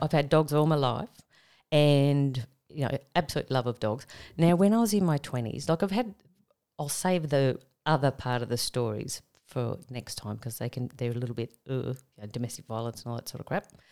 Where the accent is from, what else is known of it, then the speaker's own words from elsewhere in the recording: Tamworth, New South Wales, Australia; moved away; also born or lived in Sydney; I was from Tamworth.